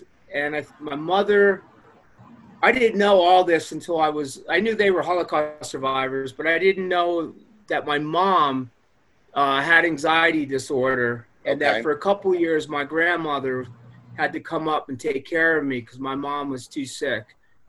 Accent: New York, United States; So, but yeah, man, I grew up on Long Island, about 50 minutes outside of Manhattan. Suburbia, middle class.

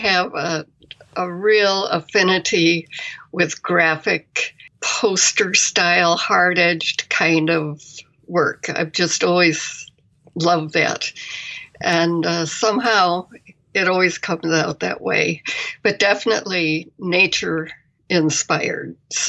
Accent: Ames, Iowa, United States; I grew up in Iowa. Okay. In a college town.

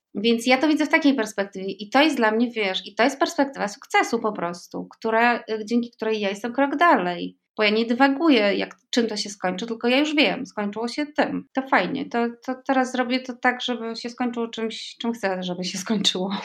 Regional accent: Poland; moved away as an adult; also born or lived in Andalusia; ja się urodziłam w Polsce

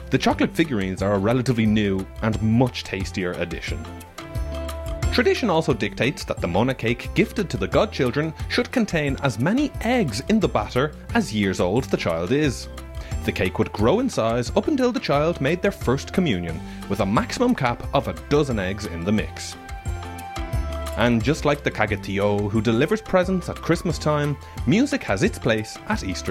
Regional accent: Ireland; now in Catalonia, Spain; my perspective as an Irish person

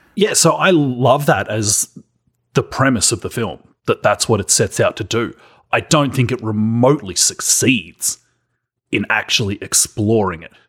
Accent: Australia; accent: Australian

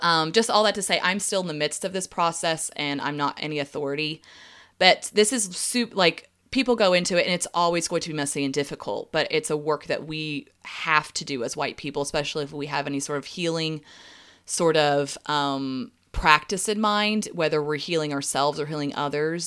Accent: the South, United States; growing up in the South

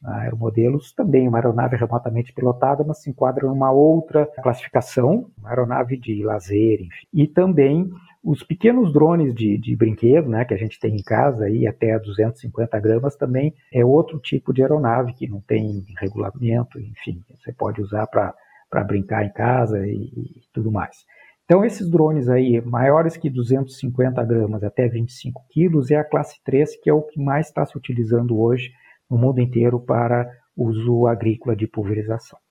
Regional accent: Pelotas, Rio Grande do Sul, Brazil; eu sou natural do Rio Grande do Sul, natural de Pelotas

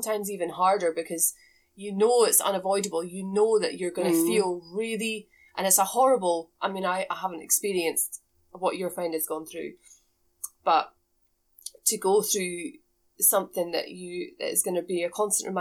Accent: Scotland, United Kingdom; where I grew up in Scotland, I come from a farm.

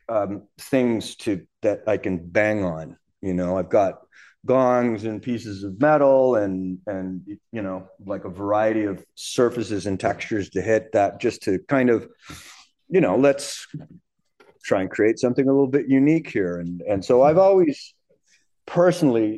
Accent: Canada; as a Canadian drummer, a young, you know, teenage Canadian drummer coming up

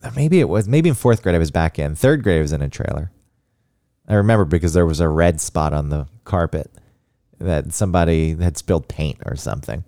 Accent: Georgia, United States; moved away; growing up in Georgia

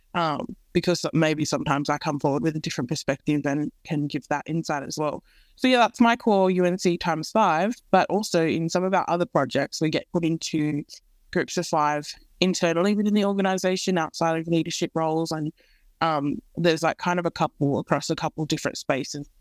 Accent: Central West, New South Wales, Australia; I grew up in the Central West

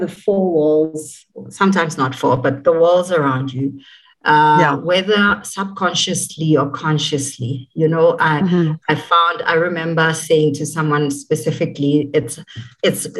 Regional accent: Soweto, Gauteng, South Africa; I was born in Soweto, born and bred there

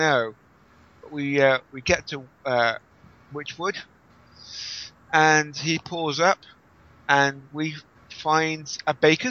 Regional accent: England, United Kingdom; I was the Englishman talking about cricket earlier on.

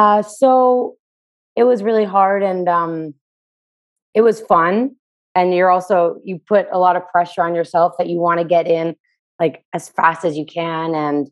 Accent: Toronto, Ontario, Canada; Toronto, Canada.

